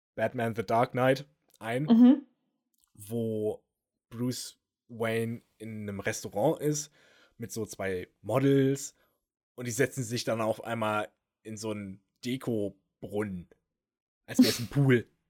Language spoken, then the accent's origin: German; Germany; als Deutscher, als Europäer